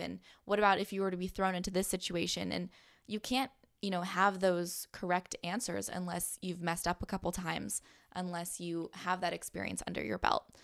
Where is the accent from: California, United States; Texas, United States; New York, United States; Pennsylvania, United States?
California, United States; San Diego; moved away as an adult; also born or lived in Missouri / Palm Springs, California; I'm from San Diego